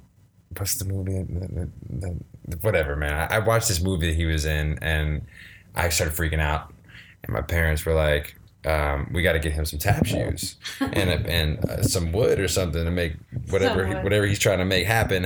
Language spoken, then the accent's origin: English; Baton Rouge, Louisiana, United States; Louisiana, Baton Rouge, Louisiana.